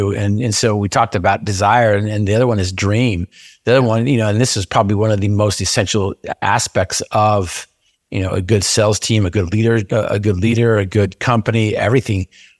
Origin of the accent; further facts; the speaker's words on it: Utah, United States; I grew up in Cache Valley in Aggie country, but I wanted to go play in Cougar country down at BYU.